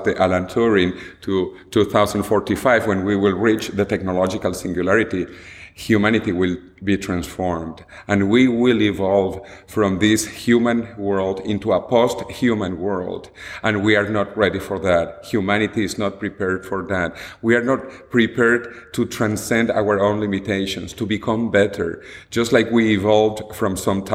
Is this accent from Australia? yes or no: no; Venezuela; moved away as an adult; also born or lived in United States; now in Madrid, Spain; I was born and I grew up in Venezuela